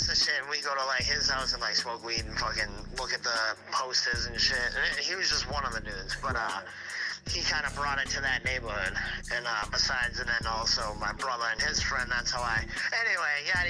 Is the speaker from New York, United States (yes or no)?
no; Hull, Massachusetts, United States; moved away; also born or lived in Framingham, Massachusetts; So it was me, Pat, Matt, and Dan, and we were like the four juggalos of the neighborhood. This is in Hull, Mass, Nantasket Beach.